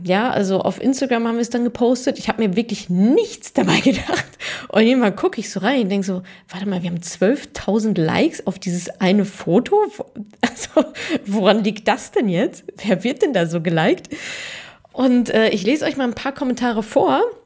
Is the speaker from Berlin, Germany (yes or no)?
no; Ruhr area, North Rhine-Westphalia, Germany; ich bin ja Ruhrpott-Kind und ich bin quasi im Westfalenstadion aufgewachsen